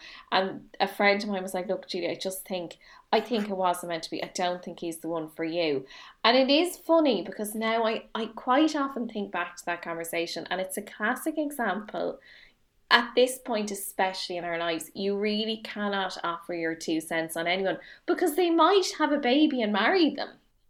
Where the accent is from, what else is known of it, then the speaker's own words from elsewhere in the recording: Dublin, Leinster, Ireland; No, hang on, where did you know I'm from Dublin?